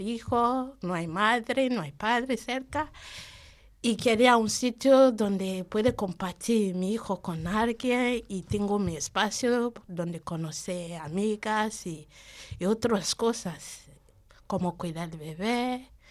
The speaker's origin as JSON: {"language": "Spanish", "country": "Nigeria", "second_language": "Spanish", "moved": "yes", "lives_now": "Spain", "said": "soy de Nigeria"}